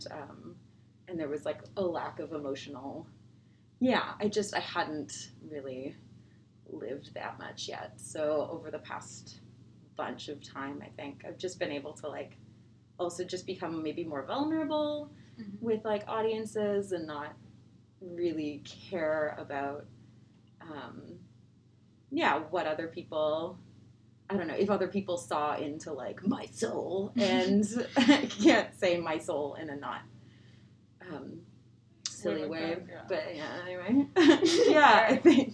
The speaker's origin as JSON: {"language": "English", "town": "Toronto", "region": "Ontario", "country": "Canada", "tie": "born or raised there", "moved": "yes", "said": "growing up in Toronto"}